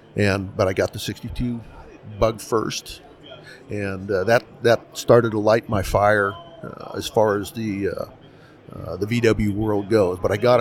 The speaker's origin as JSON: {"language": "English", "region": "Southern California", "country": "United States", "tie": "born or raised there", "said": "Southern California. I was here raised in the center of it."}